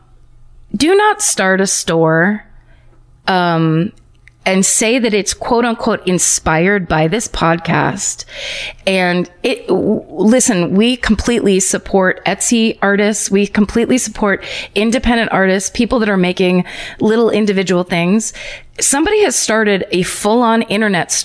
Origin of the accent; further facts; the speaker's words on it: Petaluma, California, United States; my hometown of Petaluma, California